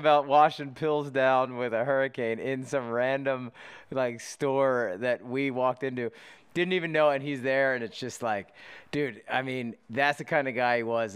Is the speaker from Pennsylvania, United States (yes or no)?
yes; Pennsylvania, United States; I grew up in Pennsylvania, not too far from you know, West Virginia